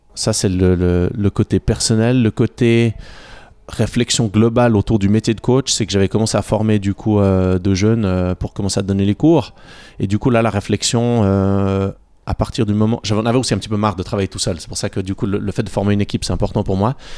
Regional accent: Bavois, Vaud, Switzerland; also born or lived in Yverdon; j'ai grandi juste à côté, j'ai grandi à Bavois

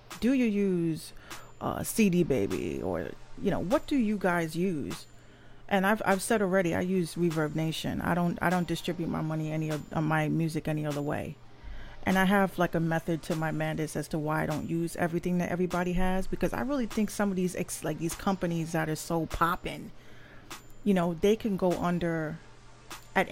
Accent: New York City, New York, United States; I'm from the Bronx

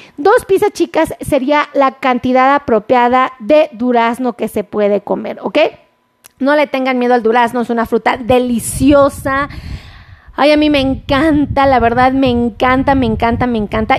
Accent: Mexico; como buen mexicano

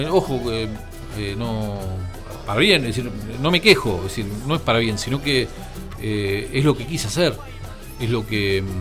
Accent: Argentina; A Inglaterra mi vieja y yo, siendo argentinos, no pudimos ir, y mi viejo con el pasaporte italiano

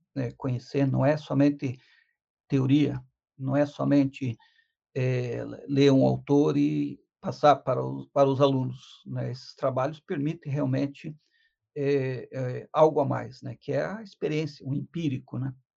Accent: Curitiba, Paraná, Brazil; um curitibano nato

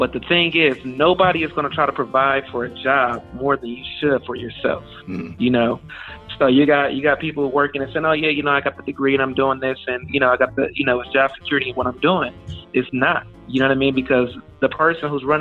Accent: Detroit, Michigan, United States; born or raised there; now in Houston, United States

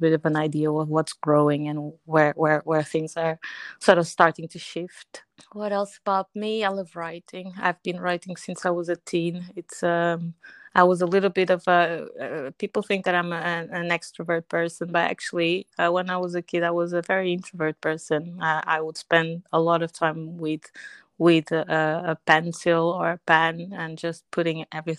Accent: Portugal; I'm Portuguese, so I was born in Portugal, but I'm from Angolan descent

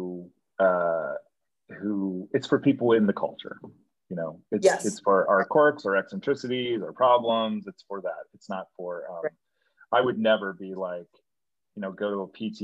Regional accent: New York, United States; I'm a New Yorker

